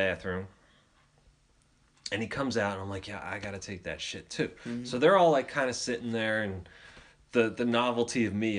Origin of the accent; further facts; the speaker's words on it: United States; I'm from America, bitch, where the Eagles play.